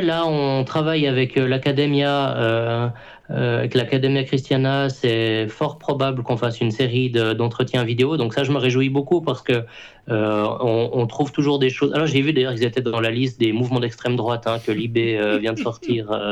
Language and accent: French; Switzerland; je suis suisse